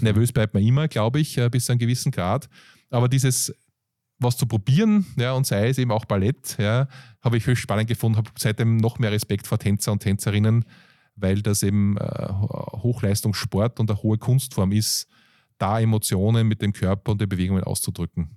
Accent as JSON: {"language": "German", "country": "Austria", "said": "aus Europa, Österreich hier"}